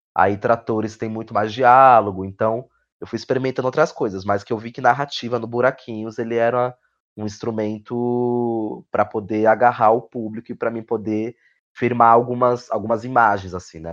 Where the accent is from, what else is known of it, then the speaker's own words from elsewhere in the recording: São Paulo, Brazil; sou de Goianazes, extremo leste de São Paulo